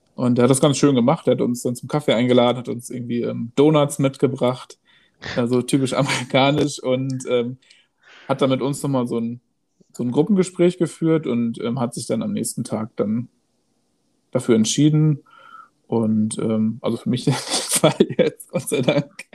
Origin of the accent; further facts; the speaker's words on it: Gelsenkirchen, North Rhine-Westphalia, Germany; moved away; also born or lived in Hamburg; Ursprünglich komme ich aus, äh, Gelsenkirchen